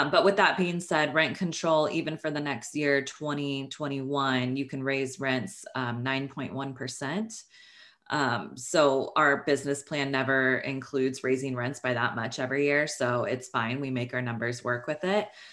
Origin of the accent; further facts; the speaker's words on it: Northern California, United States; moved away as an adult; now in Los Angeles, United States; I am from Northern California. I went to school up there